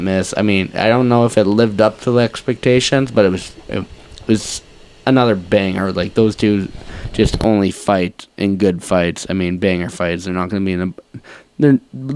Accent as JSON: {"language": "English", "country": "Canada", "said": "as a Canadian fan"}